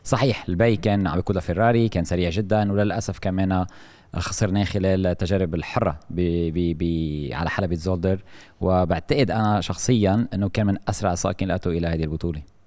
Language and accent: Arabic; Lebanon; نحن عندنا بلبنان